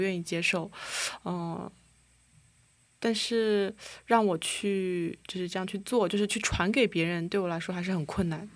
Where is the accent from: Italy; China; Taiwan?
China; Huzhou, Zhejiang; moved away as an adult; now in South Korea; 我来自中国浙江湖州，然后现在也是来韩国的第，呃，第五年了